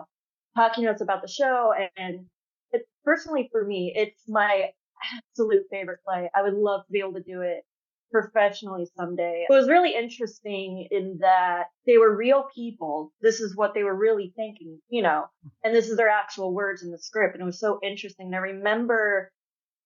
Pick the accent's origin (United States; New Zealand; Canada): United States; Florida; born or raised there; also born or lived in Fort Worth, Texas